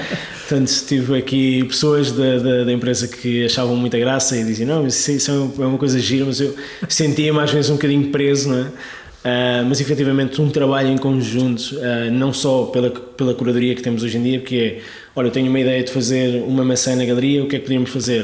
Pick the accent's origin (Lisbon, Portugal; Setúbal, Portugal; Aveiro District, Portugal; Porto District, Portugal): Lisbon, Portugal; Sintra; also born or lived in Algarve / London / Barcelona; now in Lisbon, Portugal; vivi toda a minha vida em Sintra, é? na, zona de Sintra.